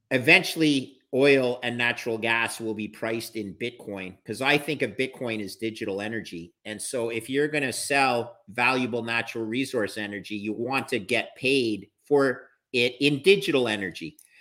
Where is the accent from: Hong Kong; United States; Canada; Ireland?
Canada; I'm a Canadian